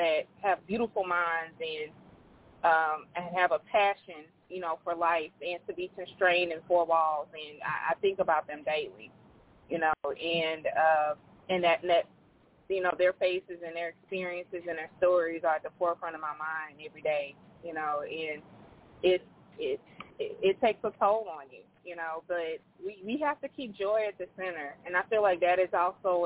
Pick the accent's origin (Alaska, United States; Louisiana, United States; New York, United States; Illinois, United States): Louisiana, United States; I'm from Louisiana, but I'm kin to a lot of Montgomery's and Harmon's all through California